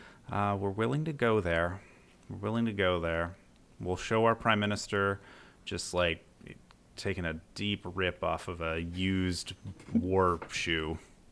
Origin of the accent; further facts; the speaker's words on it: Canada; It is worth a 20, especially like as a Canadian, like watching this